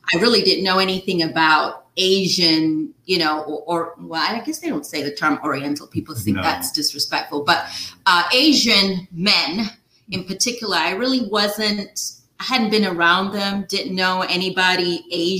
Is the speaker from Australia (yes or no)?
no; Nigeria; moved away as an adult; now in United States; I grew up in Nigeria